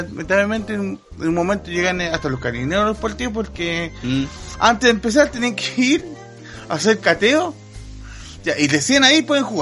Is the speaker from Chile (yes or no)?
yes; Chile; yo soy del Paraíso